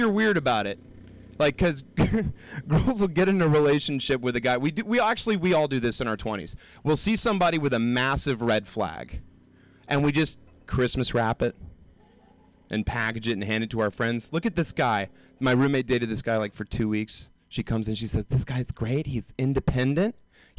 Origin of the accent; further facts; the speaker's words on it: the South, United States; moved away; Like, when I moved here from the South, like, deep, deep South, I didn't know anything about astronomy.